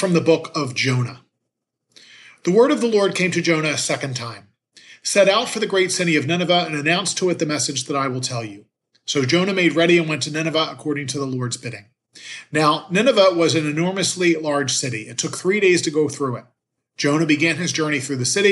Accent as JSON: {"language": "English", "town": "Philadelphia", "region": "Pennsylvania", "country": "United States", "tie": "born or raised there", "said": "Growing up in Philadelphia, 40 hours devotion was a part of the culture"}